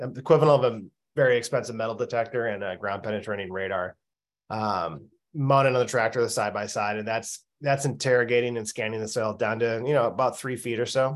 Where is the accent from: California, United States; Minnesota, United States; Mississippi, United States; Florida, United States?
Minnesota, United States; I grew up in Minnesota